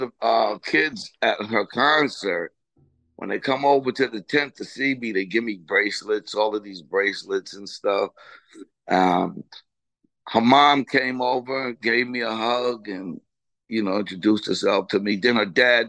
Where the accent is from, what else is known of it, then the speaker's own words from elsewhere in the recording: Freeport, New York, United States; moved away as an adult; also born or lived in Roosevelt, Long Island / Las Vegas / Los Angeles; I was born and raised in Freeport, and I moved to Roosevelt in 1974